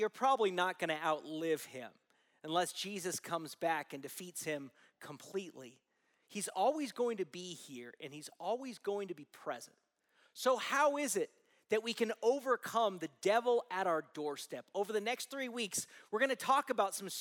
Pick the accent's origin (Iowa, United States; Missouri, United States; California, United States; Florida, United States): California, United States; Southern; I grew up in Southern California